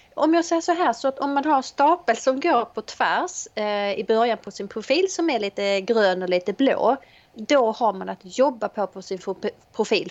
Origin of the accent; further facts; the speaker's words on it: Helsingborg, Skåne, Sweden; Jag är eh, ifrån Helsingborg